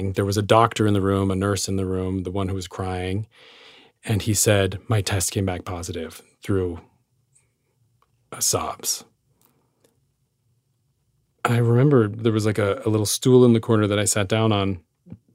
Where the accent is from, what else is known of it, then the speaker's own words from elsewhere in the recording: Utah, United States; I'm this kid from Utah